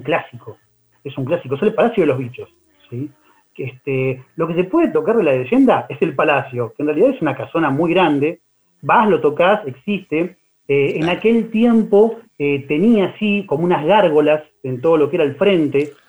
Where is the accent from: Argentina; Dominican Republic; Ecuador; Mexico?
Argentina; Buenos Aires; somos los porteños